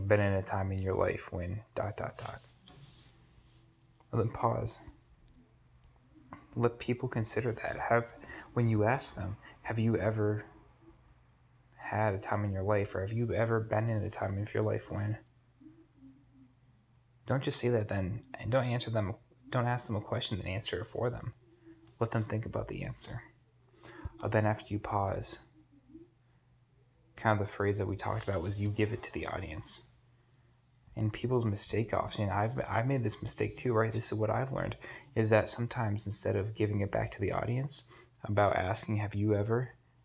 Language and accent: English; New Hampshire, United States; I was born in New Hampshire in a great community full of natural beauty, where family was all around